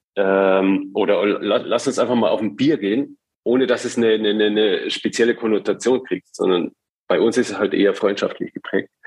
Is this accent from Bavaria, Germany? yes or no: yes; rural Bavaria, Germany; now in Hamburg, Germany; in, in, in Bayern auf dem Land, wo ich herkomme